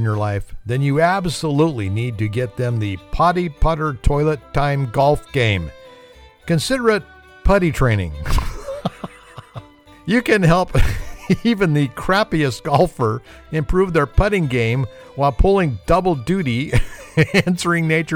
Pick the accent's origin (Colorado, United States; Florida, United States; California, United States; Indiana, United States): California, United States; I'm from California